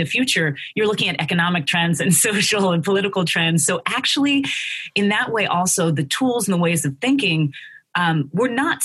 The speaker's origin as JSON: {"language": "English", "town": "Philadelphia", "region": "Pennsylvania", "country": "United States", "tie": "born or raised there", "said": "growing up in Philadelphia in a politically active, socially active family and neighborhood"}